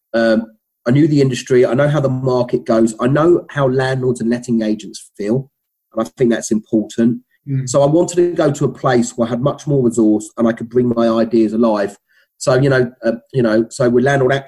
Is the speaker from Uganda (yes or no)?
no; London, United Kingdom; accent: Cockney; still maintaining my Cockney accent